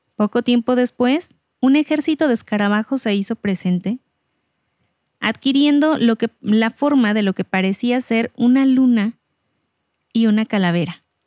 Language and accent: Spanish; Mexico; así somos los mexicanos